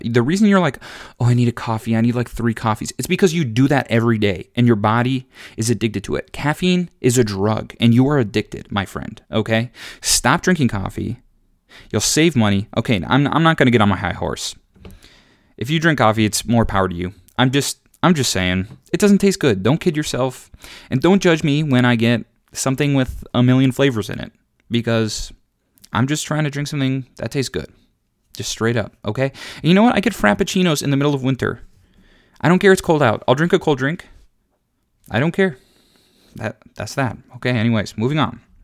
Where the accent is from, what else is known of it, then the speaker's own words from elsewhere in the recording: Minnesota, United States; I'm from Minnesota